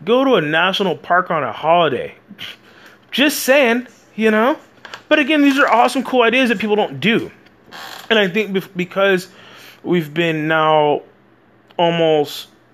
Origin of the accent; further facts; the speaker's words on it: Texas, United States; I'm from America, Texas